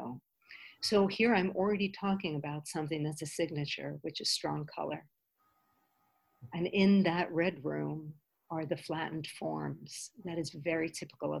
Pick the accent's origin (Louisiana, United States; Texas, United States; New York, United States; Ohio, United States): New York, United States; When I was a child, growing up in New York